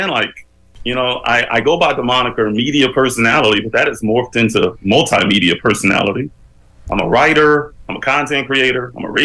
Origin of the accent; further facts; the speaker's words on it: Bakersfield, California, United States; moved away as an adult; now in Los Angeles, United States; I grew up in a pretty rough neighborhood back in Bakersfield